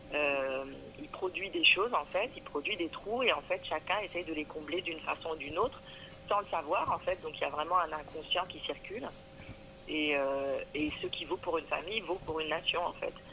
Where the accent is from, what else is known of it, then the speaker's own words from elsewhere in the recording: France; je suis française depuis vraiment plusieurs siècles